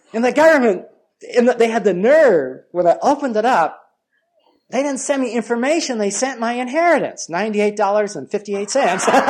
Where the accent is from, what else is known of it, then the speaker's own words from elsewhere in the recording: Los Angeles, California, United States; I grew up in Los Angeles, and it's just out in Pasadena.